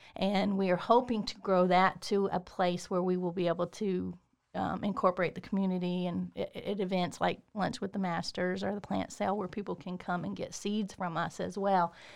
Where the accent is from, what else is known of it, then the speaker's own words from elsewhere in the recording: Waco, Texas, United States; moved away as an adult; I'm from Waco